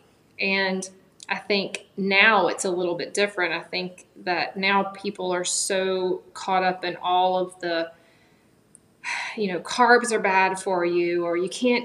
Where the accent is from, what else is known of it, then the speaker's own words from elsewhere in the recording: Augusta, Georgia, United States; now in Greenville, United States; I'm actually from, born and raised in Augusta, Georgia